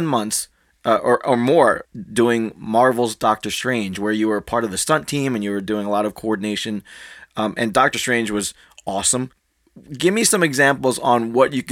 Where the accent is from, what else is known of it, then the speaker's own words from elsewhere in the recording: Philippines; I'm Filipino